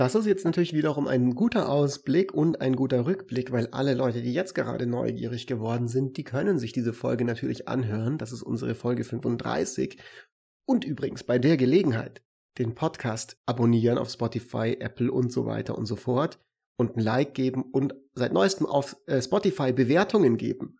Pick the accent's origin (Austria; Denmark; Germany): Germany; bei uns in Deutschland